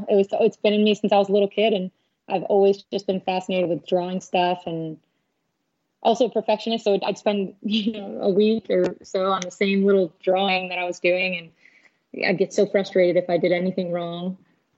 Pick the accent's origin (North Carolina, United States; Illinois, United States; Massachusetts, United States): Illinois, United States; Chicago; also born or lived in Arkansas; now in San Diego, United States; I'm originally from Chicago, Illinois